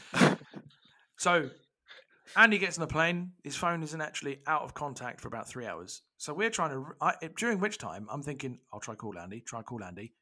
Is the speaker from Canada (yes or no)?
no; England, United Kingdom; I'm English, I'm British